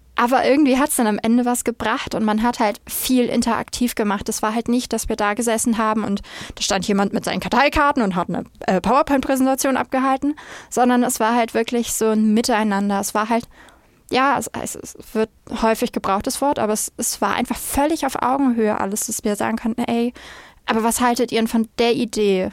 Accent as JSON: {"language": "German", "town": "Flensburg", "region": "Schleswig-Holstein", "country": "Germany", "said": "komme aus dem wunderschönen, kleinen, aber etwas verschlafenen Flensburg direkt an der dänischen Grenze"}